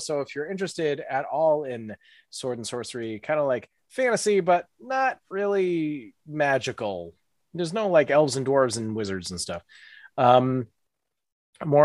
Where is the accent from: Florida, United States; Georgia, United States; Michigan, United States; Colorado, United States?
Florida, United States; Tallahassee; I'm actually from Tallahassee